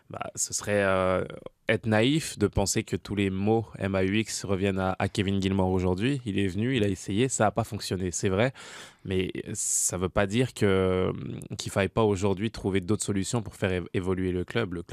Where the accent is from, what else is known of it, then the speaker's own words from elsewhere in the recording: France; now in Montreal, Canada; je suis arrivé de France moi en 2011